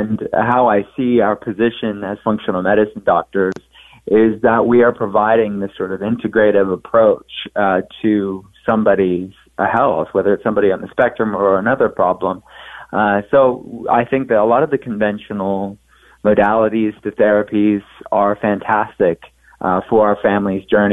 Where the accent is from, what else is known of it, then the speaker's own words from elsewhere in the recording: Pittsburgh, Pennsylvania, United States; I'm from Pittsburgh